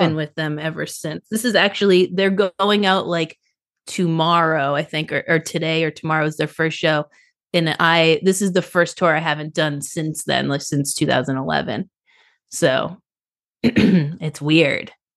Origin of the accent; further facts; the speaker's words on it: Boston, Massachusetts, United States; moved away; also born or lived in South Florida / Nashville; I am from Boston, and I lived in South Florida